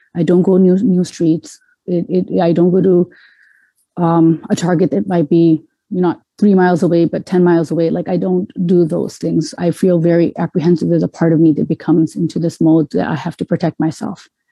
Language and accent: English; Canada; moved away as an adult; also born or lived in Metro Detroit, Michigan, United States; now in Detroit, United States; I was born and raised in Canada, so I saw myself as a Canadian